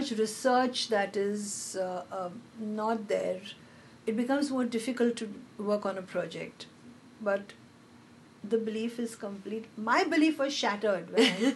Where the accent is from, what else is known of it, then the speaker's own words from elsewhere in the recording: Hyderabad, Telangana, India; I'm from Hyderabad. I've grown up in Hyderabad